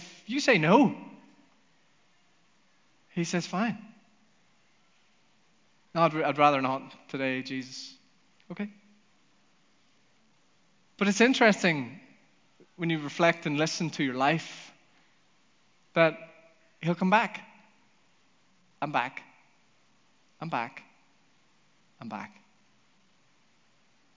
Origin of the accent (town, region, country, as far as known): Northern Ireland, United Kingdom; also born or lived in United States